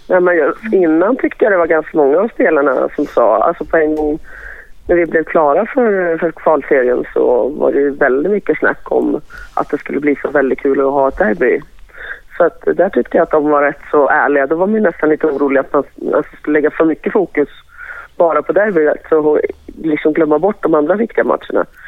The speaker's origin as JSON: {"language": "Swedish", "town": "Stockholm", "region": "Stockholm County", "country": "Sweden", "tie": "born or raised there", "said": "jag är född i Stockholm och alltid har varit liksom, här"}